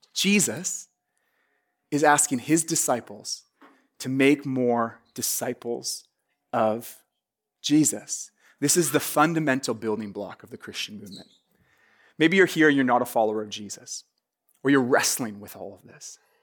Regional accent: Vancouver, British Columbia, Canada; I'm from Vancouver in Canada.

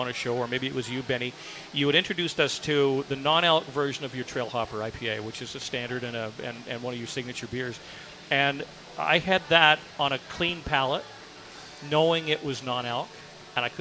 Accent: Vancouver, British Columbia, Canada; I'm a born and raised day one-er

